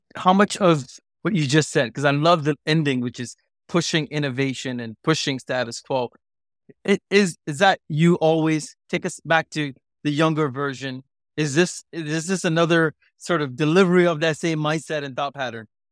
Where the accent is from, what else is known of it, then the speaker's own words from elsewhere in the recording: Singapore; also born or lived in India; born in India, growing up in Singapore, being a South Asian